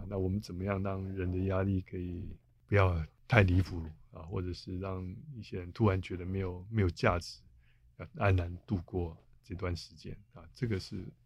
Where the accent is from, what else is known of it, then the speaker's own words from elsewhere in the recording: Taiwan; 我们台湾这边有在讨论啊